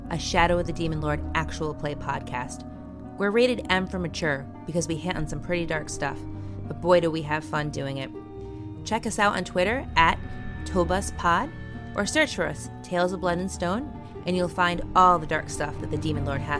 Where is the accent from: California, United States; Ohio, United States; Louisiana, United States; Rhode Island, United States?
Rhode Island, United States; I'm from Rhode Island there